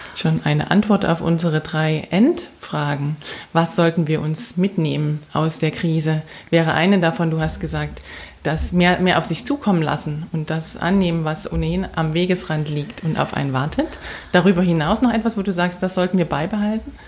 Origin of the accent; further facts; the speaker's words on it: Saxony, Germany; als Sächsin